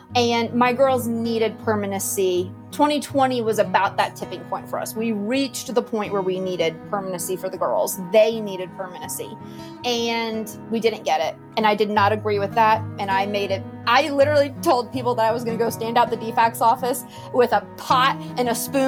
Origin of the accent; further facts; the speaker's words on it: Jupiter, Florida, United States; also born or lived in Georgia; Okay, I'm from South Florida, specifically Jupiter, Florida. So way down near the end. And I was there for several years until my parents split, and then I moved to Georgia.